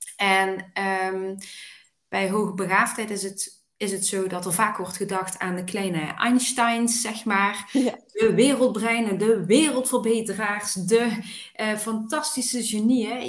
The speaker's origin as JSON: {"language": "Dutch", "town": "Weert", "region": "Limburg", "country": "Netherlands", "tie": "born or raised there", "said": "geboren en getogen in Weert"}